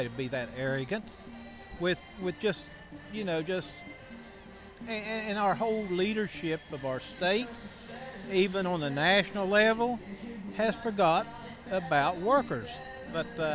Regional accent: Cabin Creek, West Virginia, United States; I'm from Cabin Creek, Charleston area.

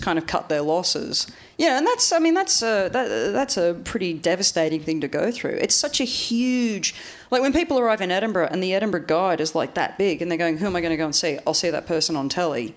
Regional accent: Australia; moved away; growing up in Australia

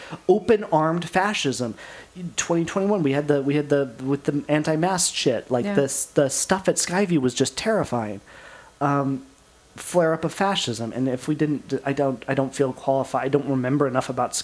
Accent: Camas, Washington, United States; I grew up in the Camas Washougal area, downtown Camas, downtown Washougal. That's my home stomping grounds

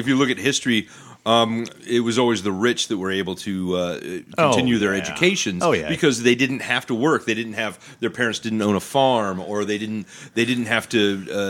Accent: Skagit County, Washington, United States; I grew up in Skagit County.

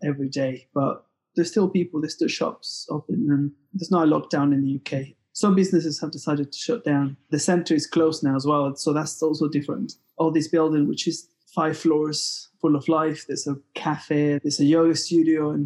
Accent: Mexico; now in Manchester, United Kingdom; I'm from Mexico, but I'm from Clevision. I'm based in Manchester, England

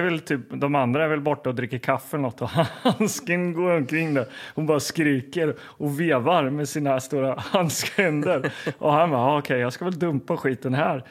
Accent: Linköping, Östergötland, Sweden; Hallgatan där jag växte upp

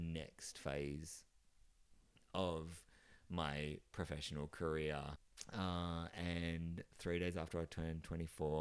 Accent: Geelong, Victoria, Australia; now in Melbourne, Australia; And I live in Melbourne, and I'm originally from Geelong, just outside of Melbourne.

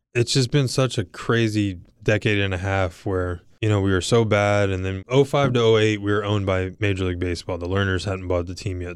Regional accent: Virginia Beach, Virginia, United States; Growing up in Virginia Beach, going to University of Virginia, being drafted here

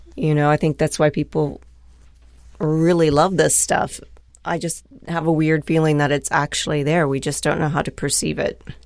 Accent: Dayton, Ohio, United States; also born or lived in Lake Placid, New York; now in Fort Wayne, United States; I'm from Dayton originally

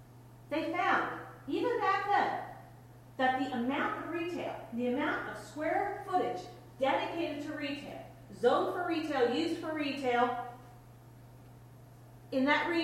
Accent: Cleveland, Ohio, United States; It was not that way, you know, when I was growing up in Cleveland.

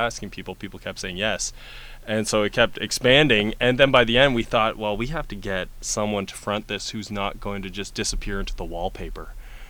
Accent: Sault Ste. Marie, Ontario, Canada; And, you know, I'm a kid from Sault Ste. Marie, and I had... I never heard anything like it

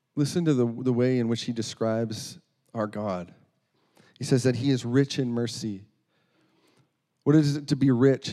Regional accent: North Dakota, United States; moved away as an adult; now in Iowa, United States; I'm from North Dakota

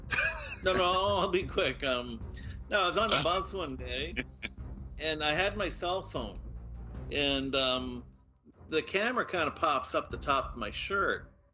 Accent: Moncton, New Brunswick, Canada; I was brought up in Moncton, in New Brunswick

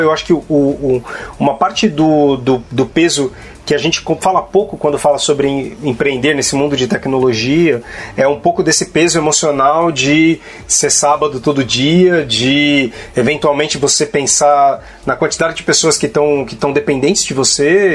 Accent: Guarulhos, São Paulo, Brazil; eu, eu, eu, venho de periferia também, de Guarulhos

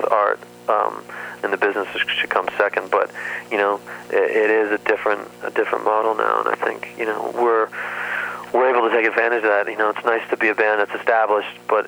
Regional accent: Ontario, Canada; also born or lived in Toronto; now in Los Angeles, United States; growing up in Ontario

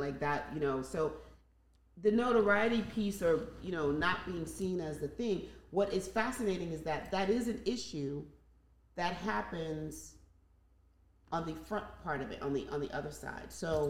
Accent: Nigeria; Because I'm Nigerian and that's what we did.

